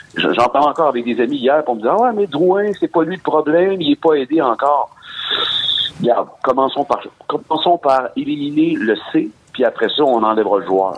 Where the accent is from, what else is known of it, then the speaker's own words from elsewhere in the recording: Sorel, Quebec, Canada; moved away as an adult; je suis originaire de Sorel